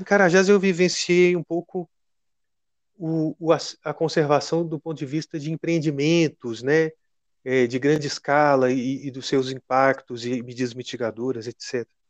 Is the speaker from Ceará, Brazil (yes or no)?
no; Minas Gerais, Brazil; sou mineiro